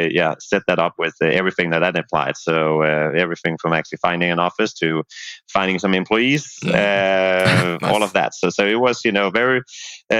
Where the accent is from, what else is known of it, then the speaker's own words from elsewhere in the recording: Denmark; moved away as an adult; also born or lived in Dublin, Ireland; where I'm from Denmark